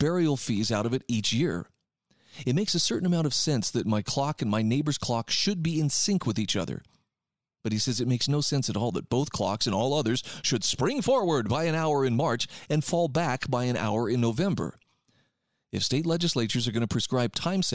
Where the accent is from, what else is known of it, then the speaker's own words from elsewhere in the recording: Utah, United States; my home state of Utah